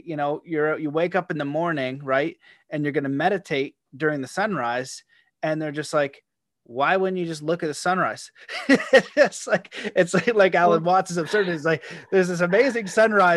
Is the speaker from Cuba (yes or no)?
no; Canada; being Canadian